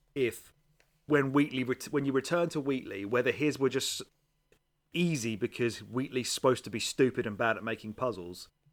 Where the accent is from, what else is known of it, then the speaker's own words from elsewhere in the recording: England, United Kingdom; I'm from England